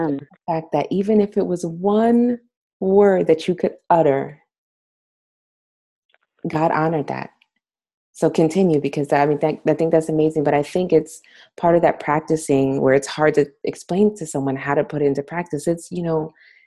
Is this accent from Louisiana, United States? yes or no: no; Jersey City, New Jersey, United States; I'm from Jersey City